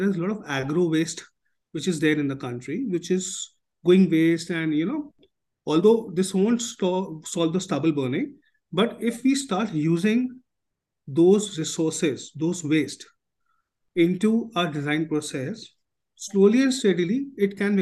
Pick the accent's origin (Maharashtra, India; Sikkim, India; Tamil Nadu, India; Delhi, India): Delhi, India; I was born in Chandni Chowk